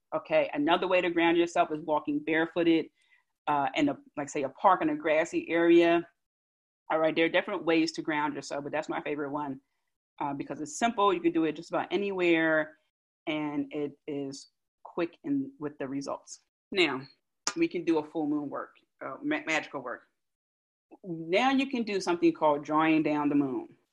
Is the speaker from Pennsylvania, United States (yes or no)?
yes; Philadelphia, Pennsylvania, United States; accent: South Philly; my South Philly accent